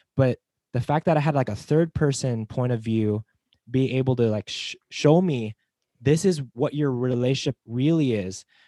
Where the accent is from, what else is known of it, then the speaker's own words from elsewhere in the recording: Las Vegas, Nevada, United States; moved away; I'm from Las Vegas